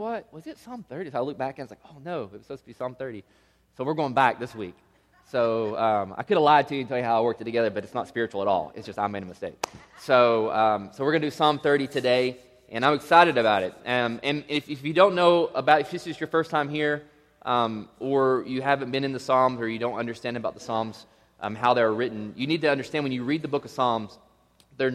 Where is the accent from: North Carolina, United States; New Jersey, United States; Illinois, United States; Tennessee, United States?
Tennessee, United States; now in Las Vegas, United States; I was born and raised in Tennessee